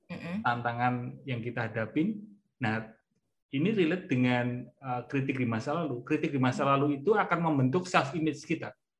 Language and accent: Indonesian; Java, Indonesia; accent: medok (Javanese)